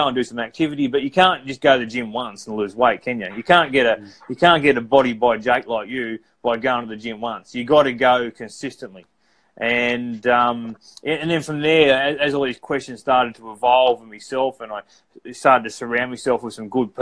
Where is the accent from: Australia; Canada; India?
Australia; Cobar, New South Wales; I come from Bourke Street, Cobar